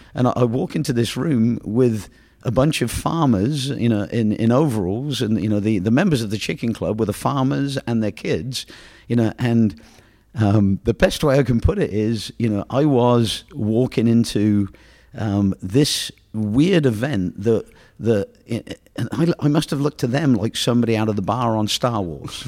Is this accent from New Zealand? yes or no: no; England, United Kingdom; moved away; being as I'm from England